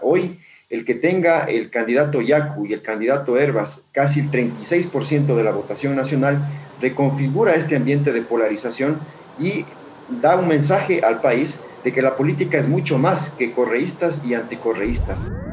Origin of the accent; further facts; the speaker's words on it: Venezuela; Somos nosotros los venezolanos